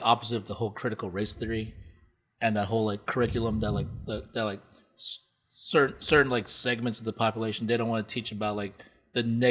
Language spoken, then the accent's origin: English; Los Angeles, California, United States; Born and raised in Los Angeles